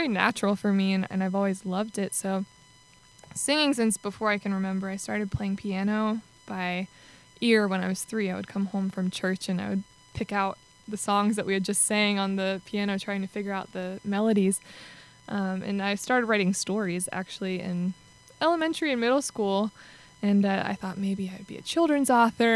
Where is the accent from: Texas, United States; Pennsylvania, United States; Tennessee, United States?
Tennessee, United States; Nashville; I was born in Nashville